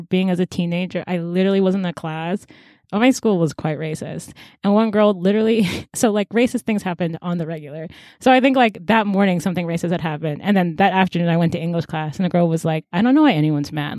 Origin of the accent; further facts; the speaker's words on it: United States; I was born in America